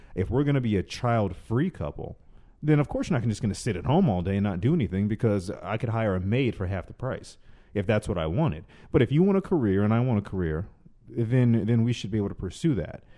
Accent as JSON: {"language": "English", "region": "the South", "country": "United States", "tie": "born or raised there", "moved": "yes", "lives_now": "Los Angeles, United States", "said": "I'm from the South originally"}